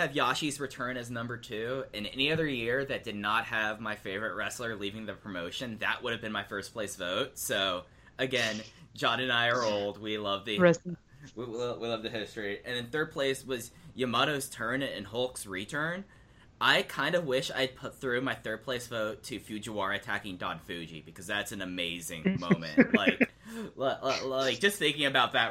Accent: Texas, United States; I'm from Texas

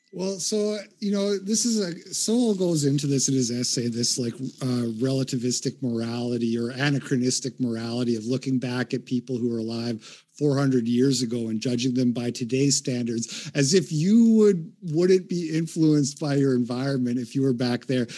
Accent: Canada; moved away as an adult; now in United States; I grew up in Canada. I do live in America now, but I grew up in Canada in the eighties and nineties.

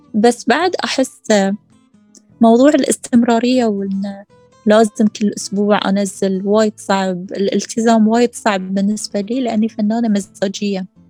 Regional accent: Qatar; عندنا في قطر

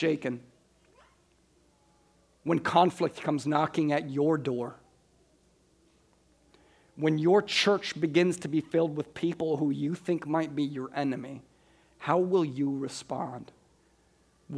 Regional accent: Des Moines, Iowa, United States; I was from Des Moines

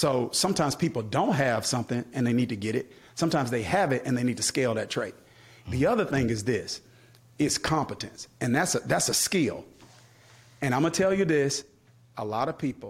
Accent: Kilmichael, Mississippi, United States; moved away; I grew up in Kilmichael, Mississippi, population less than 500 people

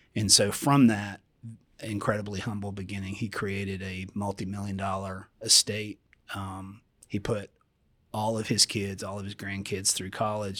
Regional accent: Columbia, South Carolina, United States; I grew up in Columbia, South Carolina

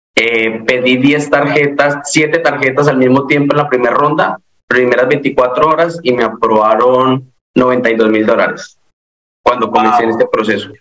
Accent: Colombia; moved away as an adult; now in Florida, United States; yo soy de Colombia, llevo aquí aproximadamente cinco años y vivo en el estado de la Florida

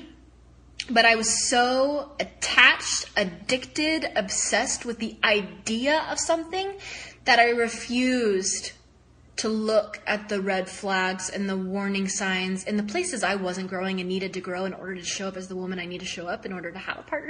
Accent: the South, United States; I was raised in the South

